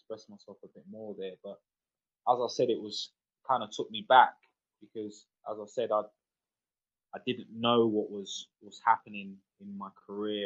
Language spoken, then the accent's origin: English; London, United Kingdom; I grew up in Peckham in South London